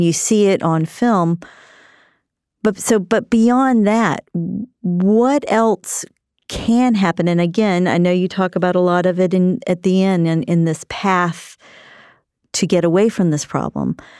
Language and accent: English; South Carolina, United States; I grew up in South Carolina